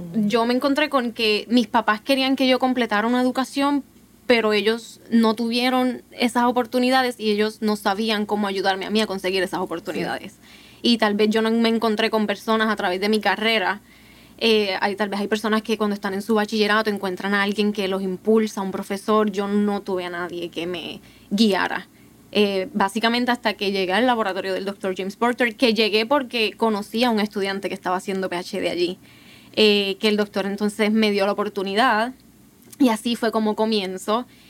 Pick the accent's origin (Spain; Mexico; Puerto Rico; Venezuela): Puerto Rico; Ponce; soy de Ponce, Puerto Rico